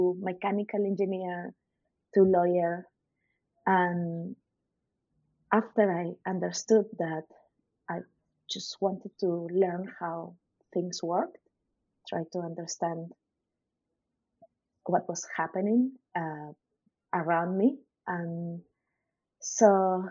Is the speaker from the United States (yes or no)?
no; Lima, Peru; when I was a kid, I lived in the city center of Lima